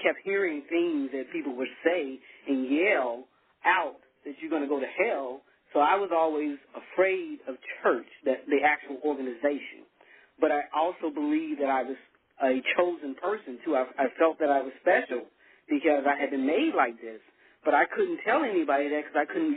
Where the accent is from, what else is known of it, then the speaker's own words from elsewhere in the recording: Arkansas, United States; also born or lived in New Orleans; now in Texas, United States; growing up in Arkansas, it's a small community, very small town